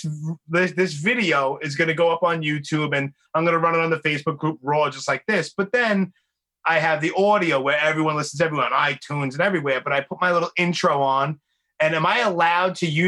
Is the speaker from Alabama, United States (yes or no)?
no; New York City, New York, United States; I'm born and raised in Brooklyn